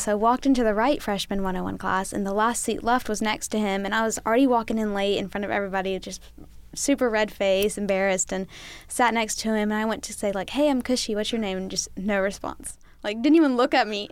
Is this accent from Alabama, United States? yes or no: yes; Helena, Alabama, United States; I'm a junior majoring in medical industrial distribution from Helena, Alabama